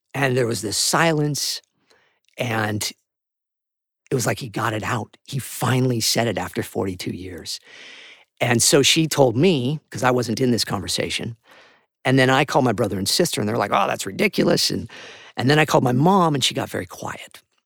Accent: Santa Barbara, California, United States; I moved back home to Santa Barbara, which is where I was born and raised

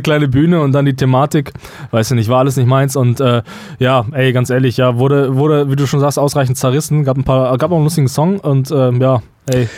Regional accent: Germany; möchte ich mich nicht nicht als Deutscher mehr wahrnehmen

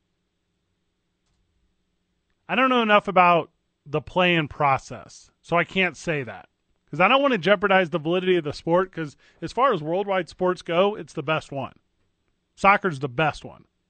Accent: Illinois, United States; now in Albuquerque, United States; a kid growing up in Illinois

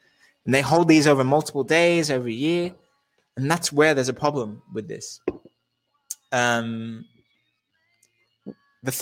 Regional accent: Australia; I'm Australian

